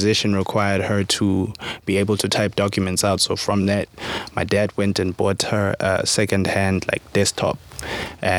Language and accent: English; Carletonville, Gauteng, South Africa; hailing from Carltonville, the West Rand, a small mining town is west of Joburg.